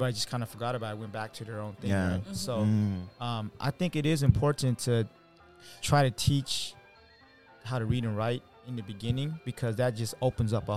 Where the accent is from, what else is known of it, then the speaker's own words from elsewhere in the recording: United States; growing up, you know, we're in America